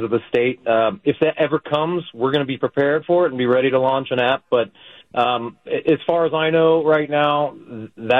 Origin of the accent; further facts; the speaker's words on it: Las Vegas, Nevada, United States; moved away as an adult; also born or lived in New York; My home is Las Vegas. That's kind of where I came into myself, I guess. So, but I moved from Las Vegas to New York